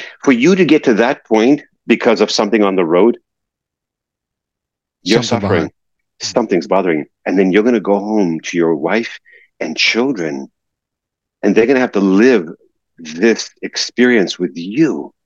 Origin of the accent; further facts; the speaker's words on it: New York, United States; living in New York and growing up in New York and being around driving in New York